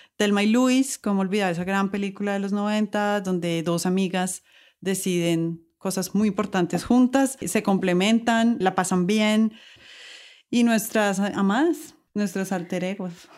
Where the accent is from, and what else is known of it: Colombia; accent: Colombian